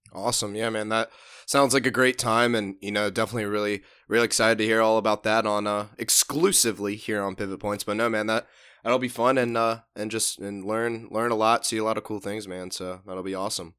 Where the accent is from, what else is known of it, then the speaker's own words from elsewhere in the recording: Virginia Beach, Virginia, United States; here to Virginia Beach, my hometown where I am right now